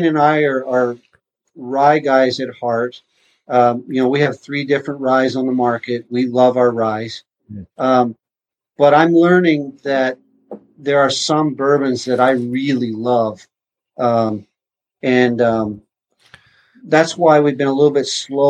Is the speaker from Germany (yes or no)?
no; Carman, Manitoba, Canada; moved away; I grew up in Carmen, only an hour from Winnipeg